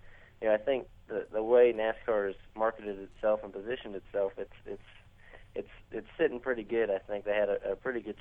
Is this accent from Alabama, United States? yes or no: no; Indiana, United States; growing up in Indiana